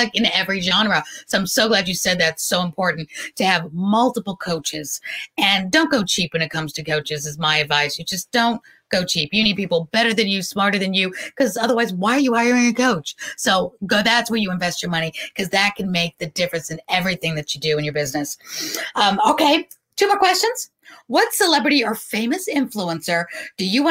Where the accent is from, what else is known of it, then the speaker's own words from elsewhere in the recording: New York City, New York, United States; Growing up in New York City, I was at the Roxy roller rink